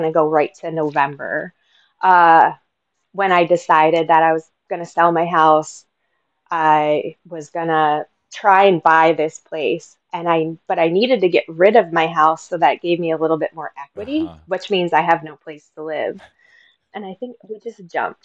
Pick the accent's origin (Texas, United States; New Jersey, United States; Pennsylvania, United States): Pennsylvania, United States; Northeast; moved away as an adult; also born or lived in Philadelphia, Pennsylvania; I'm originally from the Northeast Pennsylvania area